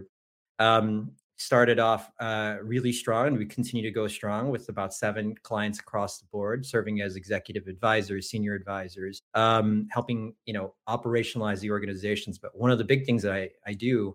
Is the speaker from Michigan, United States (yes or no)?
yes; Detroit, Michigan, United States; also born or lived in Leuven, Belgium / Bonn, Germany / Philippines (ancestry); I grew up middle class in the Detroit area